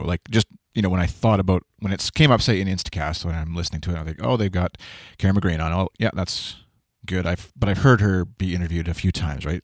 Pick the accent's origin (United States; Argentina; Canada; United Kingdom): Canada; I'm Canadian.